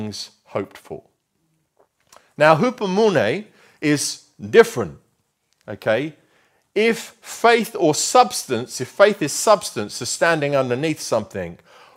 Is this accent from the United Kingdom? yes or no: yes; Luton, East of England, United Kingdom; moved away; I grew up in Luton, which we affectionately know, called the armpit of England. Okay, I can say that because I come from there.